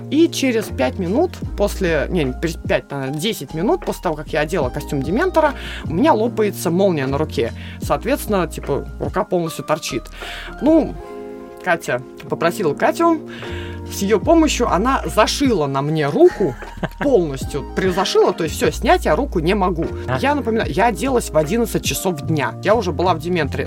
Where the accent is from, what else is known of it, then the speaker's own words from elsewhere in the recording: Russia; Я единственный участник из России.